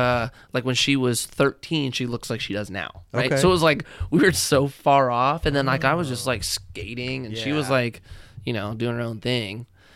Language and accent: English; Newbury Park, California, United States; also born or lived in Agoura Hills, California; I grew up in Oak Park. I grew up in Agoura.